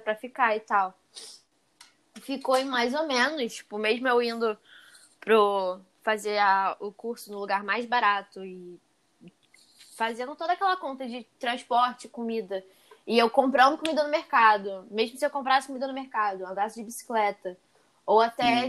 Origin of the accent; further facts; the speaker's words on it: Brazil; eu sou brasileira